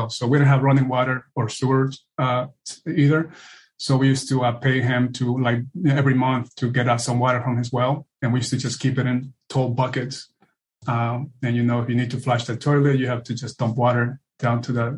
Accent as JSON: {"language": "English", "country": "Peru", "tie": "born or raised there", "moved": "yes", "lives_now": "United States", "said": "I was born and raised in Peru, South America, and this was the home that I was raised."}